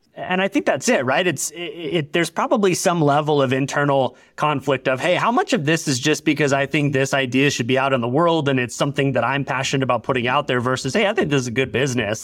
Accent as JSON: {"language": "English", "town": "Orlando", "region": "Florida", "country": "United States", "tie": "born or raised there", "said": "I grew up in Orlando, like, right in the shadow of Disney World"}